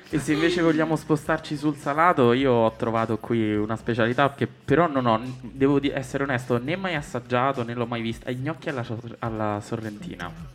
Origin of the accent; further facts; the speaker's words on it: Rome, Lazio, Italy; Sono di Roma, romanista